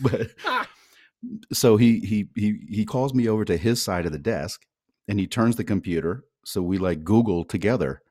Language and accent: English; San Francisco, California, United States; now in Sweden; "Oh, San Francisco."